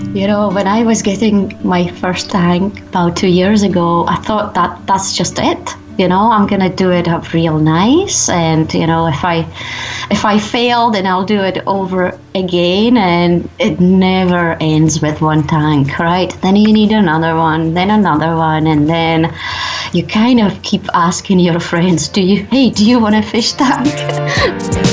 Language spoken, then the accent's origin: English; Czechia; now in Scotland, United Kingdom; I live in Scotland, but I'm originally from the Czech Republic